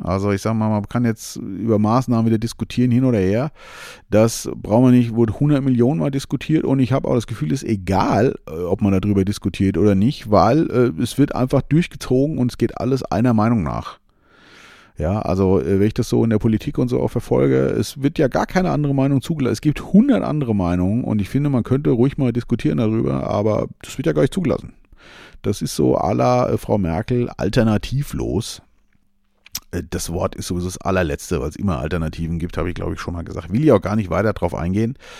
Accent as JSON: {"language": "German", "country": "Germany", "tie": "born or raised there", "said": "ich bin ja hier in Deutschland sehr äh, geboren und lebe hier sehr gerne"}